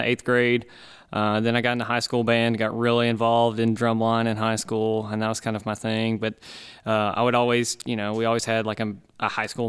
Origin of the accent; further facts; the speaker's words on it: Munford, Tennessee, United States; also born or lived in Martin, Tennessee; I'm originally from Munford, Tennessee, which is about 40 minutes north of Memphis.